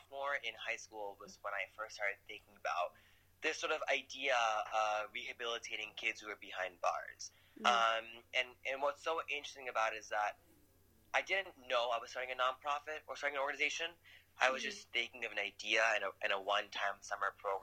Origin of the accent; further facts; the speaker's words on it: Basking Ridge, New Jersey, United States; moved away as an adult; now in New York, United States; I was born and raised in a small white town. called Bassing Ridge in New Jersey. It's in Central Jersey.